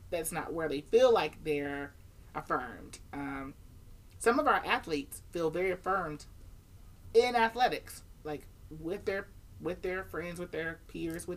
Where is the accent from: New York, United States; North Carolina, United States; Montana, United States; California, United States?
North Carolina, United States; moved away as an adult; now in Shenandoah Valley, Virginia, United States; I'm from North Carolina where it's a little warmer